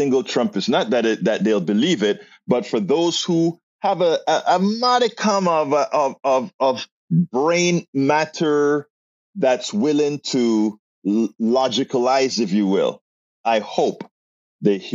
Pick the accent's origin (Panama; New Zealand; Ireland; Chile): Panama; now in United States; I am from Panama, Central America